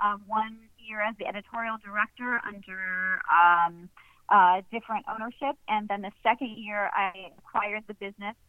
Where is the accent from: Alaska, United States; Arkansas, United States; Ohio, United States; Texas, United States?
Ohio, United States; moved away as an adult; now in Florida Keys, United States; moved down here in 1999 after graduating from Miami of Ohio in Oxford, Ohio. I grew up in Ohio. And okay. I moved down here as a journalist.